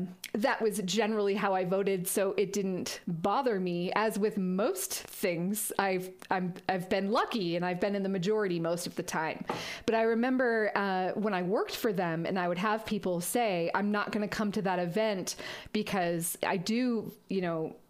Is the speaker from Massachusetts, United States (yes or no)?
yes; Massachusetts, United States; moved away as an adult; also born or lived in Vermont; now in Colorado, United States; I grew up in Massachusetts